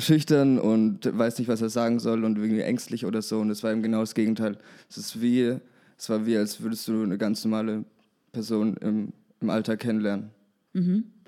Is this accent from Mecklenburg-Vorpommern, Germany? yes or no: no; Würzburg, Bavaria, Germany; ich komme aus Würzburg